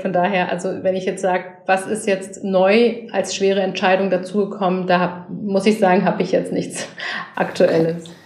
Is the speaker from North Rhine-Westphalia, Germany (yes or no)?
no; Berlin, Germany; ich als Berlinerin und als Frau